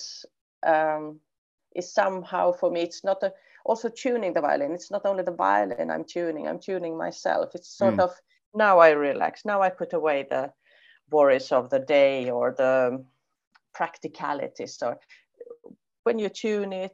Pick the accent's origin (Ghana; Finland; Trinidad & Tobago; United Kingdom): Finland; also born or lived in Poland; I'm a Swedish-speaking Finn